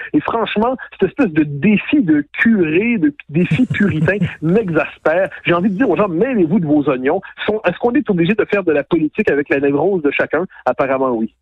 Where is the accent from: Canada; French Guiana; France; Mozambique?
Canada; Quebec; on est des Québécois